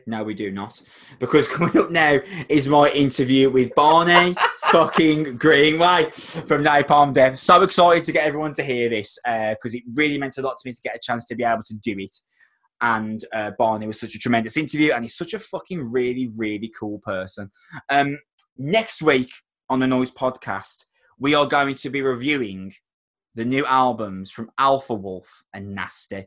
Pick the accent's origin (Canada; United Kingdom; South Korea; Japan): United Kingdom; Wolverhampton, West Midlands; I'm from Wolverhampton